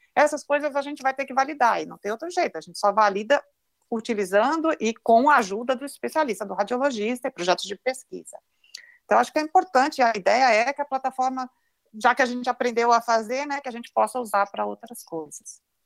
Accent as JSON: {"language": "Portuguese", "country": "Brazil", "said": "nós, como brasileiros"}